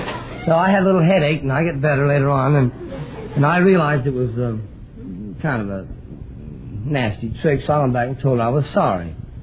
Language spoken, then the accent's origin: English; Austin, Texas, United States; moved away as an adult; now in California, United States; Austin, Texas.